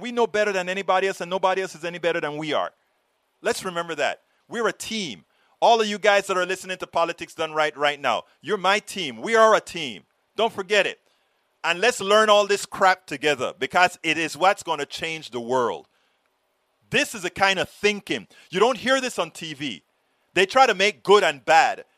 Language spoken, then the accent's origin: English; Panama; moved away; I'm from Panama